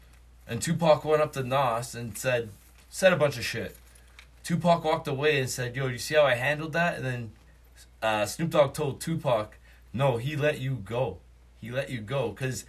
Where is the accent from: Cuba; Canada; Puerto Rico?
Canada; here's the thing, I'm Canadian.